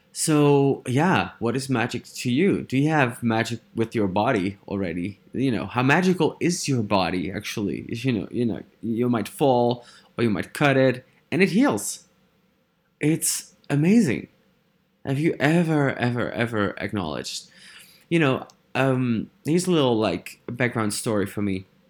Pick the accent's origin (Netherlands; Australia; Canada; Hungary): Netherlands; English is a second language; I am from the Netherlands